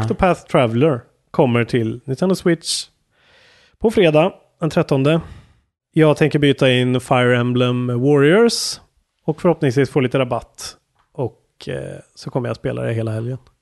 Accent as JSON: {"language": "Swedish", "town": "Karlstad", "region": "Värmland", "country": "Sweden", "said": "Karlstad, där jag är ifrån"}